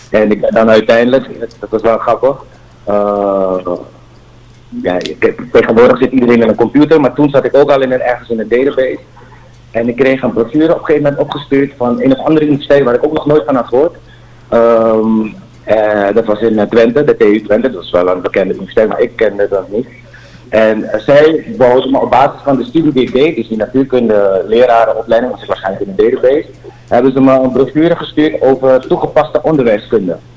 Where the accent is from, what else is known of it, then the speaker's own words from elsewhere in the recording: Suriname; moved away; also born or lived in Nickerie / Netherlands; Suriname, daar waar ik vandaan kom